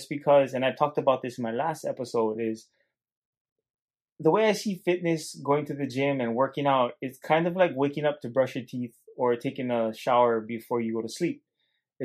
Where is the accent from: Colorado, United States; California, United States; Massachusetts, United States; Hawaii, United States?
Hawaii, United States; Hilo; accent: Hawaiian Pidgin; being born and raised in Hilo, Hawaii, very strong pigeon